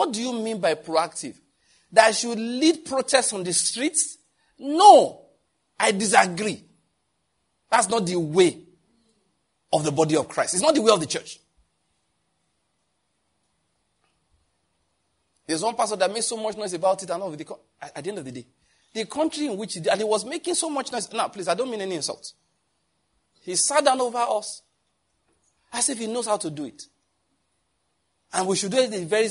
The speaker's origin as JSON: {"language": "English", "country": "Nigeria", "said": "I'm a Nigerian"}